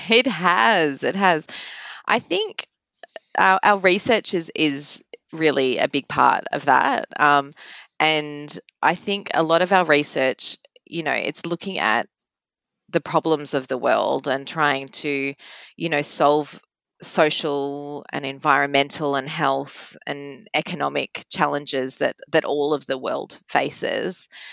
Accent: Melbourne, Victoria, Australia; I'm born and bred in Melbourne

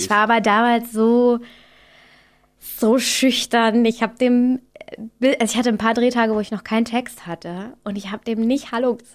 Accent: Austria; now in Berlin, Germany; So als Österreicher, weißt du, da denke ich mir auch immer

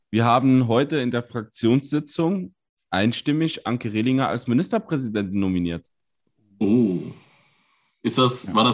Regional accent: Saarland, Germany; gerade als Saarländer, gerade als diejenigen, also ich arbeite wirklich fußläufig an der Grenze.

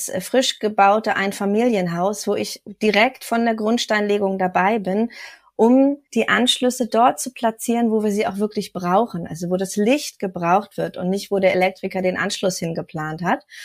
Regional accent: Kiel, Schleswig-Holstein, Germany; moved away; also born or lived in Berlin; Und ich bin ganz hoch vom Norden aus Kiel dann hier nach Sachsen gezogen.

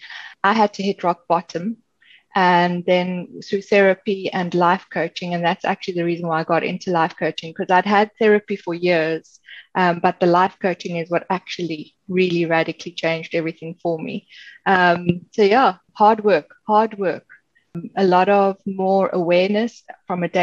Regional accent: Cape Town, Western Cape, South Africa; moved away as an adult; now in Ireland; I was born and raised in Cape Town, South Africa

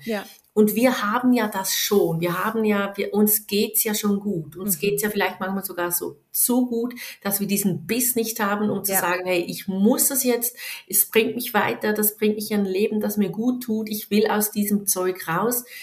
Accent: Switzerland; bei uns in der Schweiz

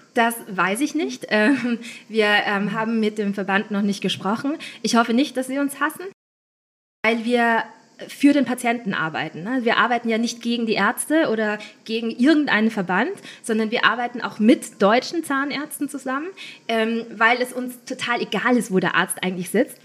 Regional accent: Linz, Upper Austria, Austria; moved away as an adult; also born or lived in Vienna; Ich bin eigentlich Österreicherin aus Linz

